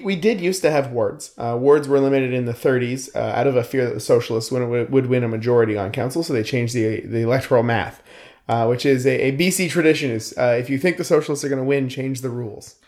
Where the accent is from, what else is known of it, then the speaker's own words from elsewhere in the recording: Lower Mainland, British Columbia, Canada; I come from the Lower Mainland